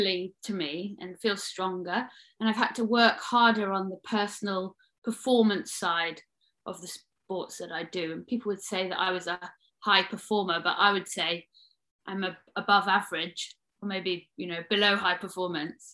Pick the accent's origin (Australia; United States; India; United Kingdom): United Kingdom; Midlands; I grew up in the Midlands